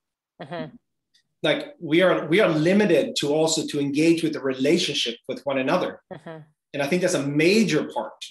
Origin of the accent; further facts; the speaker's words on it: Sweden; I am from Sweden, we are very sexually free country.